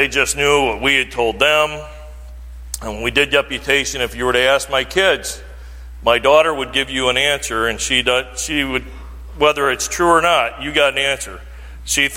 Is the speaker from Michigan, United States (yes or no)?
yes; Mayville, Michigan, United States; moved away; I grew up over in Mayville as a young man, and my parents still live over there